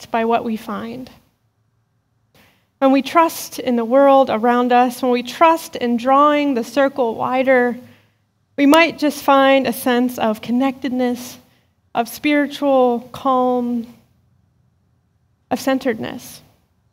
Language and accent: English; Western Pennsylvania, United States; As a kid growing up in Western Pennsylvania